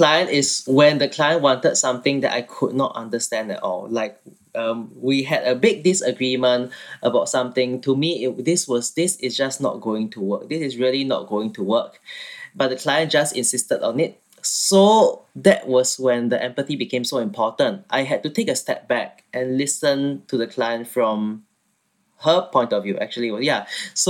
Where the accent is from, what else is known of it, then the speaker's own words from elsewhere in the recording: Singapore; moved away as an adult; now in London, United Kingdom; So I'm from Singapore and I studied architecture there and I moved to London to finish my studies and now I'm living in London.